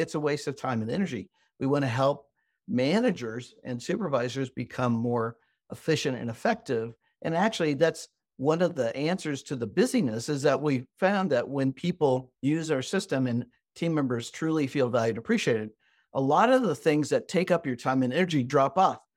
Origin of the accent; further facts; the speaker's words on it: Midwest, United States; I'm American and grew up in the Midwest, the United States